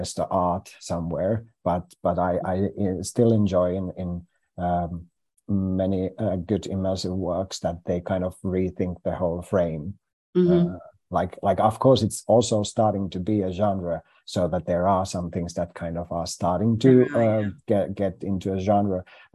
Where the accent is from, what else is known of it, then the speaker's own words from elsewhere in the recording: Finland; first language Finnish; English is a second language; our language is so different than it's not the same language group as English